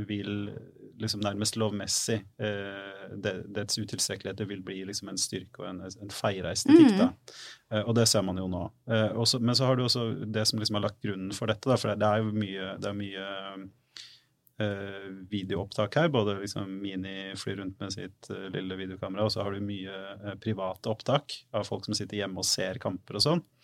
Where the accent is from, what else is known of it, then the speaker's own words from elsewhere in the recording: Fredrikstad, Østfold, Norway; Norge, så er jeg fra Fredrikstad.